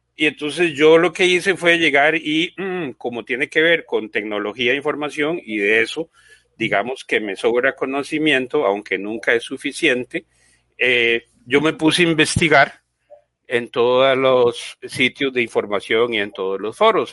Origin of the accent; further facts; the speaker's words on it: Costa Rica; yo soy costarricense, eh, tengo 54 años